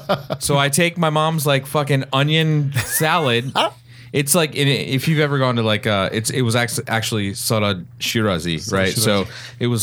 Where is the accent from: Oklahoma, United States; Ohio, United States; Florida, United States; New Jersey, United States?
Oklahoma, United States; So like my parents are Persian, Iranian, or whatever. So, but I grew up in Oklahoma, which is like in the middle.